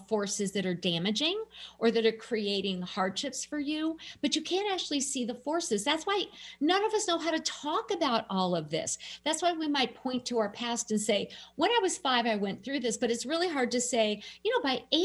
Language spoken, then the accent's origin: English; Minnesota, United States; I'm a Minnesotan